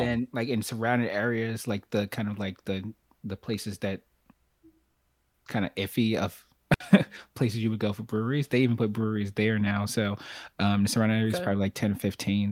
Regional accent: New York City, New York, United States; now in Charlotte, United States; from from Brooklyn, but now in Charlotte, North Carolina

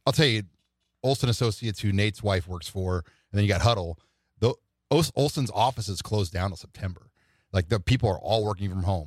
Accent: Omaha, Nebraska, United States; I'm from South Omaha

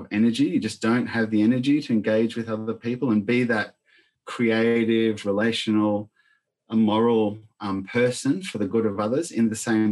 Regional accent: Argentina; moved away; growing up in Argentina in the middle of a civil war

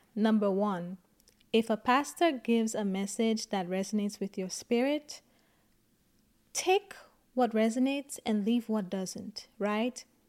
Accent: St. Lucia; I grew up in Saint Lucia.

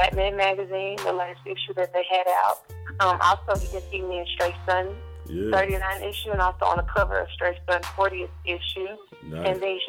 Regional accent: Memphis, Tennessee, United States; I'm from Memphis, Tennessee.

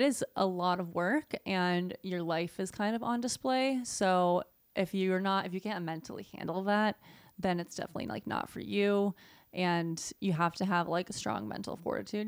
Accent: Southeast, United States; moved away as an adult; now in California, United States; I grew up in the Southeast

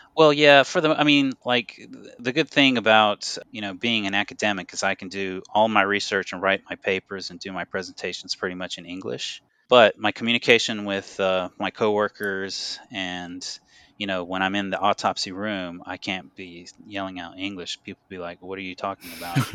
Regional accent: North Carolina, United States; moved away as an adult; also born or lived in Los Angeles, United States; now in Japan; growing up in North Carolina

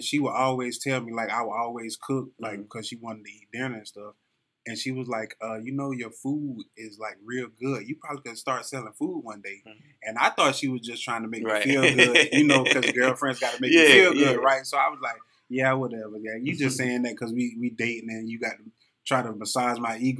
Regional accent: North, South Carolina, United States; I'm from North South Carolina

